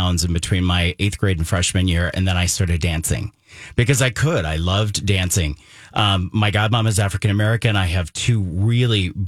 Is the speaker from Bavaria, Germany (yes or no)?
no; Heidelberg, Baden-Württemberg, Germany; now in Twin Cities, United States; My mom is from Mannheim. I grew up in Heidelberg. My dad was in the military.